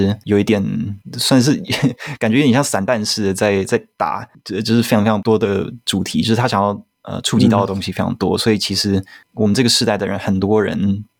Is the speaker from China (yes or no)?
no; Taiwan; also born or lived in United States; 因为我也是小时候住在美国，然后后来回台湾的，而且我的年纪跟阮凤仪导演，我们都九零年生的